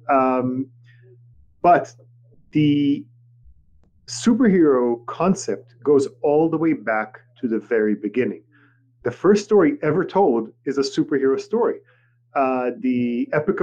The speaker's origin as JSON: {"language": "English", "town": "Tel Aviv", "region": "Tel Aviv District", "country": "Israel", "tie": "born or raised there", "first_language": "Hebrew", "second_language": "English", "moved": "yes", "said": "I grew up in Tel Aviv, Israel"}